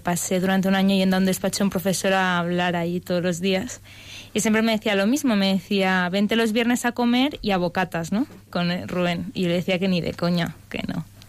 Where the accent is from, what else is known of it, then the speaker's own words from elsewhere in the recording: Barcelona, Catalonia, Spain; moved away as an adult; now in Madrid, Spain; soy de Barcelona y llevo ya tres años en Madrid